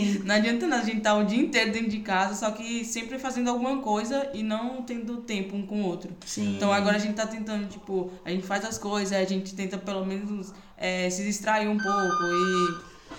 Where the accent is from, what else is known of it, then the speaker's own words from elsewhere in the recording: Salvador, Bahia, Brazil; tenho 24 anos, sou de Salvador, missionária integral